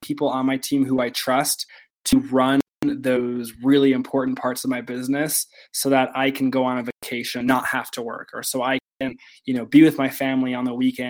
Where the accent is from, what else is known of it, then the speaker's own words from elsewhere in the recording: Simi Valley, California, United States; moved away as an adult; also born or lived in Utah; I was born and raised in Southern California in Ventura County, Simi Valley, and I moved to Utah for school